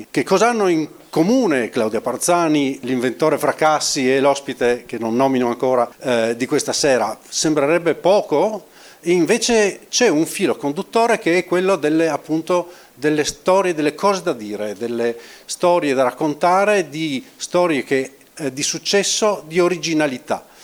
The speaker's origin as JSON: {"language": "Italian", "town": "Trieste", "region": "Friuli-Venezia Giulia", "country": "Italy", "said": "io sono qui, io sono triestino, sono stato qui due anni a fare il vice direttore"}